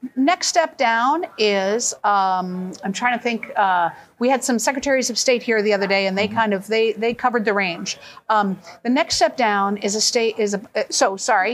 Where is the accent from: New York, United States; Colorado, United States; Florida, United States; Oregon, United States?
Oregon, United States; I'm from Oregon, where we have been voting at home since the year 2000